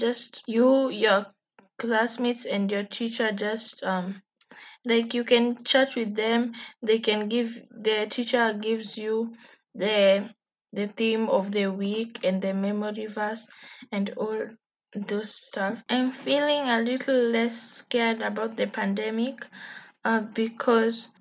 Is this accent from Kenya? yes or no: yes; Kenya; I'm from Kenya